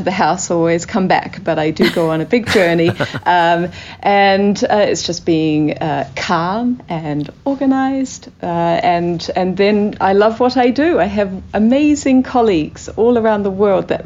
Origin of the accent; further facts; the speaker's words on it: New Zealand; moved away as an adult; also born or lived in Christchurch; I come from New Zealand, which is a very small country.